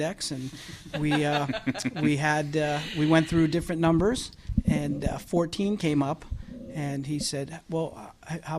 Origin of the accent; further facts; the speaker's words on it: Johnstown, Pennsylvania, United States; moved away; I'm a Johnstown guy, and that's my hometown